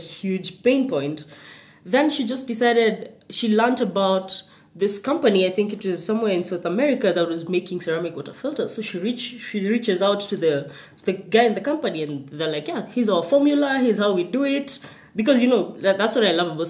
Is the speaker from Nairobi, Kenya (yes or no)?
no; Nakuru, Nakuru County, Kenya; I grew up in Nakuru.